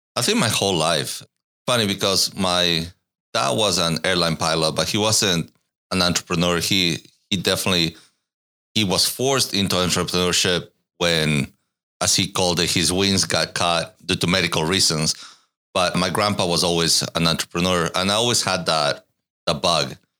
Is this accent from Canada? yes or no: no; Ecuador; moved away as an adult; also born or lived in Katy, Texas / Irvine, California; now in Austin, United States; I was born in Ecuador, lived there until I was nineteen